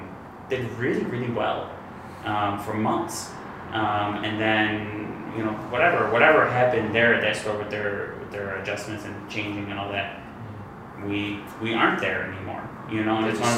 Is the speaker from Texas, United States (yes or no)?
no; Detroit, Michigan, United States; Obviously, we're from Detroit. You know, we're from this area, born and raised for myself.